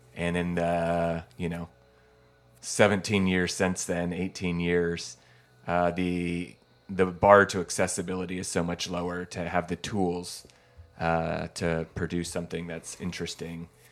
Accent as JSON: {"language": "English", "town": "Eugene", "region": "Oregon", "country": "United States", "tie": "born or raised there", "said": "growing up in Eugene or on the West Coast"}